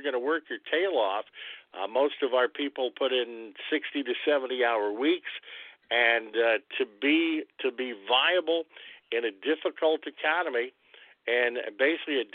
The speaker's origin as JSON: {"language": "English", "town": "New Albany", "region": "Indiana", "country": "United States", "moved": "yes", "lives_now": "Jasper, United States", "said": "I'm originally from New Albany"}